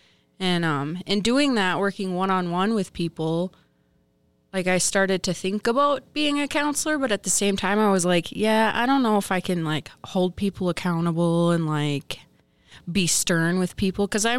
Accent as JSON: {"language": "English", "region": "Minnesota", "country": "United States", "tie": "born or raised there", "lives_now": "Duluth, United States", "said": "I grew up on the Fond du Lac Reservation. Today I am living in Duluth."}